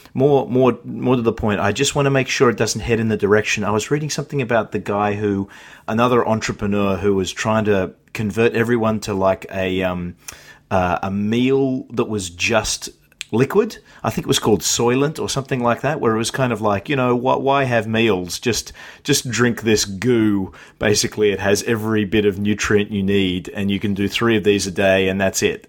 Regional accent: Australia; I'm Australian

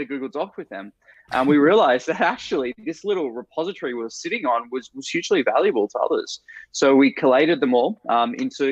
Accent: Australia; moved away as an adult; now in San Francisco, United States; I'm originally Australian.

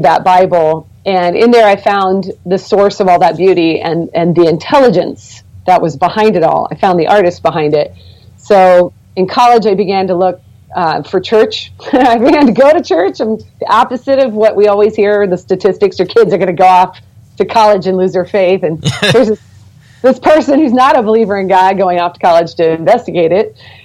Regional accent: Portland, Oregon, United States; moved away; also born or lived in southern United States; I was raised in the Pacific Northwest. I'm from Portland, Oregon

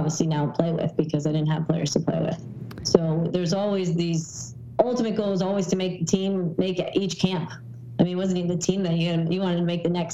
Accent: Wilton, Connecticut, United States; moved away as an adult; also born or lived in New York City / Los Angeles; now in Boston, United States; I grew up in Wilton, Connecticut

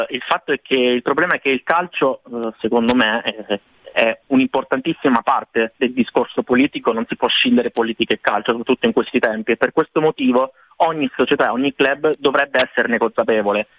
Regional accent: Italy; siamo in due dall'Italia

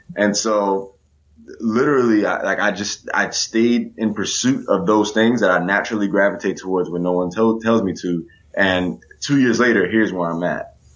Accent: Chicago, Illinois, United States; moved away; Growing up in Chicago

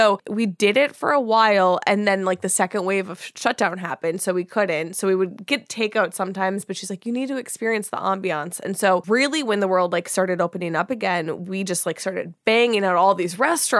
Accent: Minnesota, United States; moved away as an adult; now in Los Angeles, United States; because obviously I'm from Minnesota, I never lived in LA.

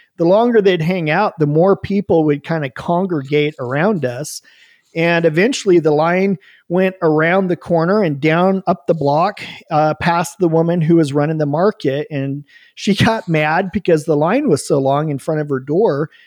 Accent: Bend, Oregon, United States; also born or lived in Oahu, Hawaii; We moved back home to Bend, Oregon, moved in with my mom into her spare bedroom

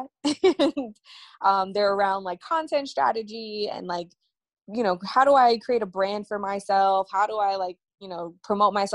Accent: New York City, New York, United States; I'm from Brooklyn.

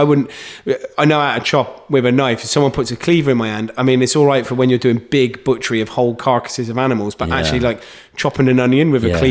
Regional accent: Gloucester, South West England, United Kingdom; I'm from Gloucester

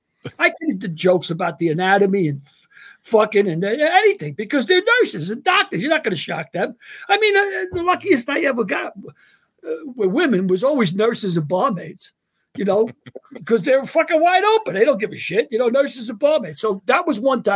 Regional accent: New York, United States; I'm from New York

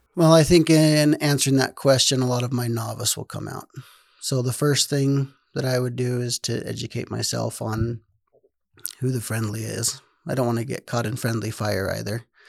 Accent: Rigby, Idaho, United States; also born or lived in North Dakota; I am born and raised in, well, I grew up in Rigby, Idaho

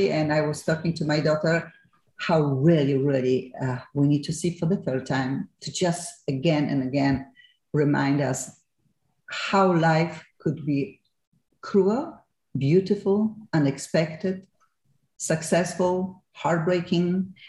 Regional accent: Gliwice, Silesian Voivodeship, Poland; moved away as an adult; we are both from Gliwice. I was born in Gliwice. I spent there almost 27, 8 years of my life.

